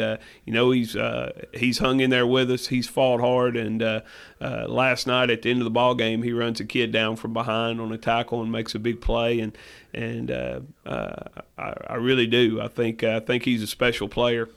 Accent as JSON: {"language": "English", "town": "Lexington", "region": "Tennessee", "country": "United States", "tie": "born or raised there", "said": "I grew up in Lexington, Tennessee."}